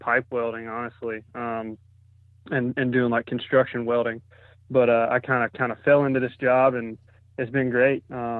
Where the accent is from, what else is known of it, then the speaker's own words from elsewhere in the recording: Greenville, South Carolina, United States; Well, I'm from Greenville, South Carolina, and I work in the firearms industry.